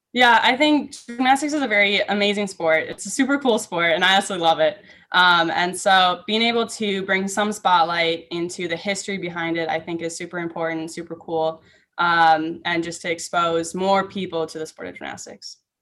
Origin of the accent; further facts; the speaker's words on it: Minnesota, United States; I grew up in Minnesota